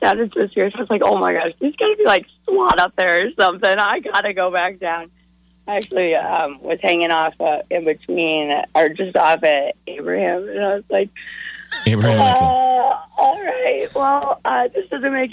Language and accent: English; Colorado, United States; now in Omaha, United States; I'm actually from Colorado.